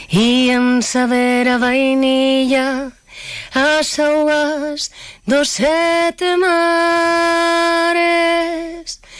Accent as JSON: {"language": "Spanish", "town": "Tenerife", "region": "Canary Islands", "country": "Spain", "tie": "born there", "said": "Y ahora pues también vamos a, Tenerife, que es donde yo nací. Yo soy Chicharrera, mi niña."}